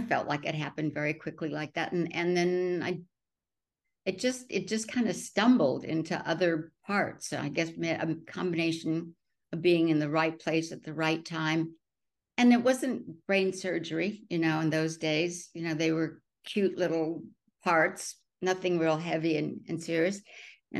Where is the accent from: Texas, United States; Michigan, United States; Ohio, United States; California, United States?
California, United States; Burbank; also born or lived in Canada; they headed south to Burbank, California. And that's where I grew up.